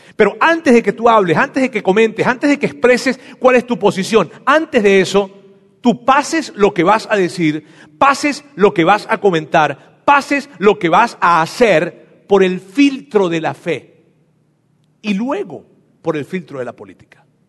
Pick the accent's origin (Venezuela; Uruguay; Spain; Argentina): Venezuela; now in Mexico; yo soy venezolano